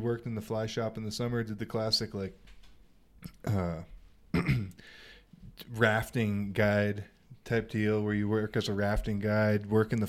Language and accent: English; Pennsylvania, United States; now in Colorado, United States; I'm from Pennsylvania. I moved out here a long, long time ago